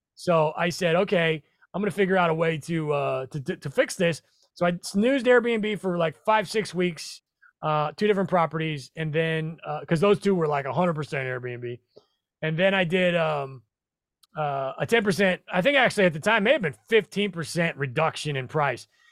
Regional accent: Nebraska, United States; I'm from Nebraska, not that far away.

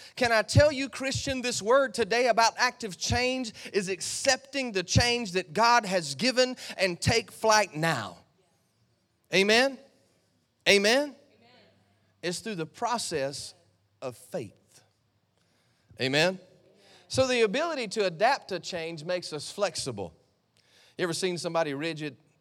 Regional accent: United States; I came from America to Australia

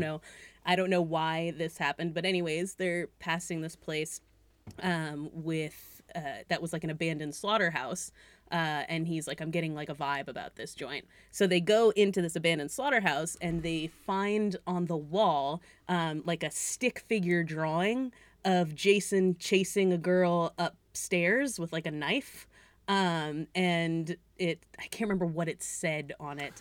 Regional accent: Greenfield, Massachusetts, United States; that's my hometown that's that's my town. Yeah, wow, Greenfield

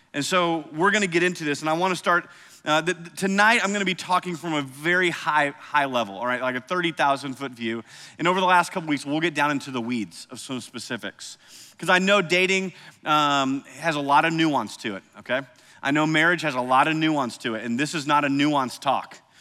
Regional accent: Cedar Rapids, Iowa, United States; moved away; I grew up in Cedar Rapids, Iowa

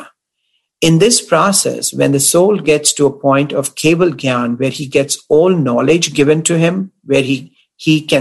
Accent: Delhi, India; my home in Delhi

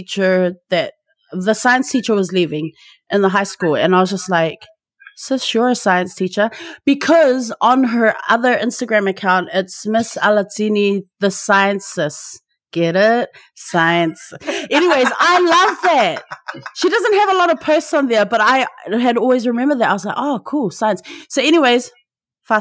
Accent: Auckland, New Zealand; I'm Samoan, born and bred in Tamaki Makaurau, Aotearoa, so Auckland, New Zealand

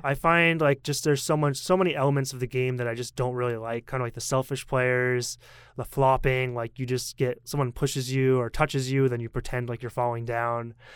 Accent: Portland, Maine, United States; I'm from Portland, Maine

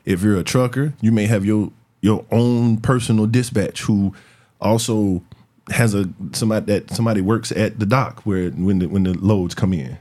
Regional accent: Florence, South Carolina, United States; I'm from Florence, my people from Darlington, my people from Florence.

